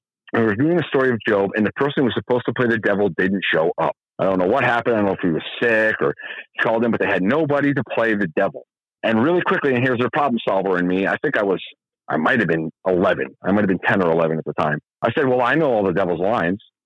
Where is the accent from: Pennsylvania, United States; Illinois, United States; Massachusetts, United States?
Massachusetts, United States; North Adams; I was born in North Adams, Massachusetts